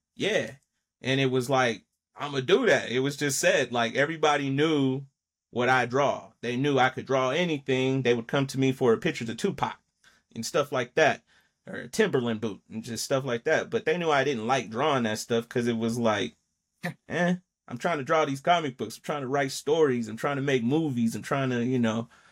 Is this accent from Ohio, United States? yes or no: no; Denver, Colorado, United States; I'm from Mount Bello